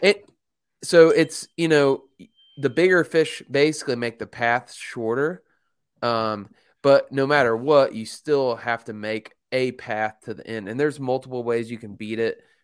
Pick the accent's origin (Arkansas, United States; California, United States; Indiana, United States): Indiana, United States; Mooresville; my hometown of Mooresville, Indiana